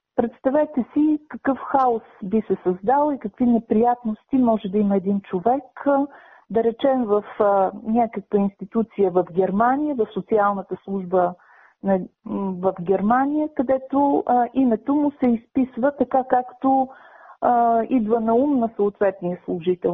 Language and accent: Bulgarian; Bulgaria; ние да се обезличим като българи, като народ, като култура